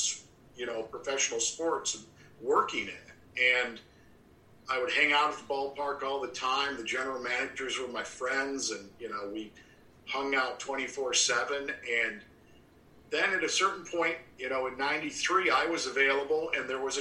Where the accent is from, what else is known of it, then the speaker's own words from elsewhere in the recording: Seneca Falls, New York, United States; moved away as an adult; also born or lived in Geneva, New York; now in Williamsport, United States; I'm from Seneca Falls, New York